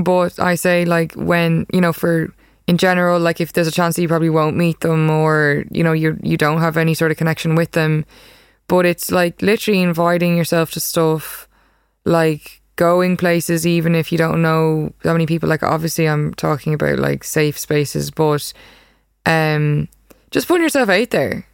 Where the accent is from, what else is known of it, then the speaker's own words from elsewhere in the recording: Ireland; moved away as an adult; now in New York, United States; I'm a photographer from Ireland